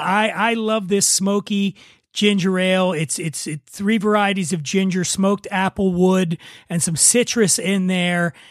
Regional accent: Philadelphia, Pennsylvania, United States; I'm from Philadelphia

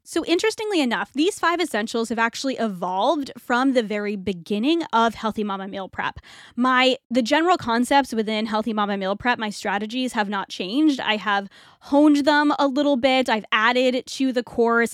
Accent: New England, United States; moved away as an adult; also born or lived in Toronto, Canada; now in Florida, United States; we moved to Florida from New England, which is where I grew up

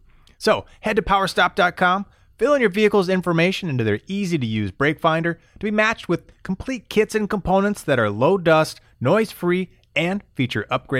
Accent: Florida, United States; now in Michigan, United States; Up here in Michigan, all over the place, man. And, you know, it's interesting because, I'm displaced. I grew up in Florida. I grew up on literally a little island in the intercoastal, surrounded by saltish water, surrounded by the ocean.

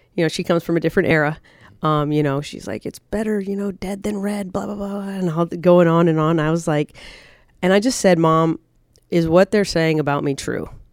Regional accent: United States; I was as staunch American

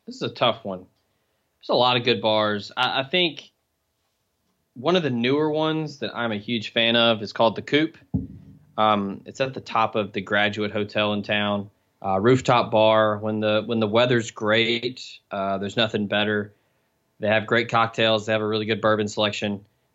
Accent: Memphis, Tennessee, United States; Me, I grew up in Memphis, and Oxford's 90 miles south of there.

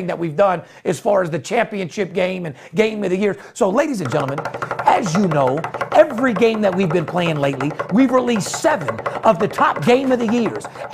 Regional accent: Las Vegas, Nevada, United States; I'm third generation born and raised in Las Vegas.

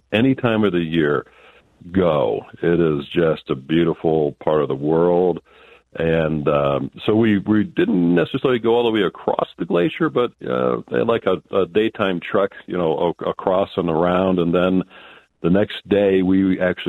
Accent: Ohio, United States; moved away as an adult; also born or lived in Cincinnati, Ohio; now in New Mexico, United States; I was born and raised in Ohio, and I lived in Cincinnati for quite a number of years.

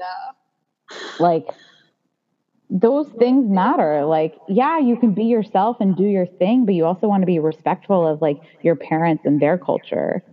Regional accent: United States; a second generation Indian growing up in America

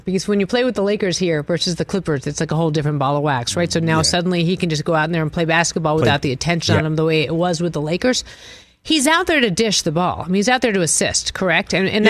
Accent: New England, United States; I'm from New England.

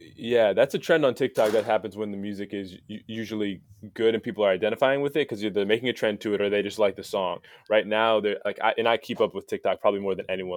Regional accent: United States; moved away; also born or lived in Palos Verdes, California / Saint Charles, Illinois; I grew up in, uh, Palos Verdes

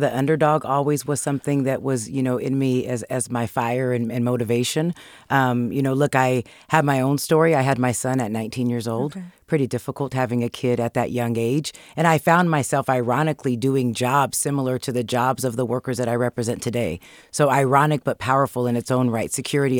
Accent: Sacramento, California, United States; Yeah, Sacramento is where I grew up, born and raised. I have hundreds of family members, a big, gigantic family with cousins everywhere. Went to Christian Brothers High School in Sacramento

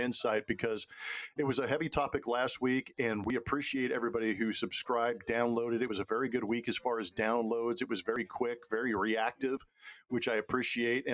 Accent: Southern California, United States; moved away as an adult; now in Houston, United States; going back home, especially a place that I grew up. My wife grew up, my kids were born and raised in Southern California until the last couple of years

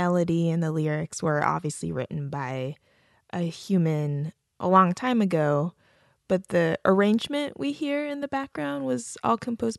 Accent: Japan; moved away; I grew up in Japan.

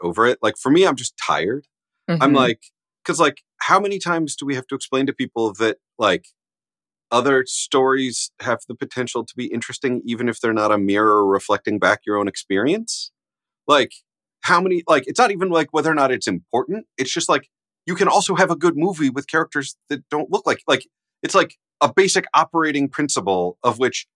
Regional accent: United States; I'm an American, but I have like half Irish descent

